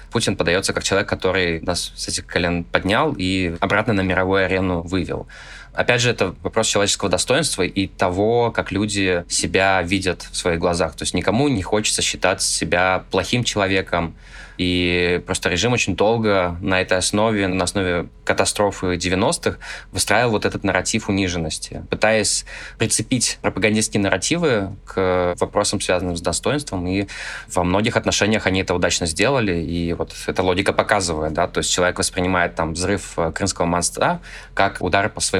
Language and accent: Russian; Russia; хотя бы тот факт, что я родился в России, я а русский, это моя страна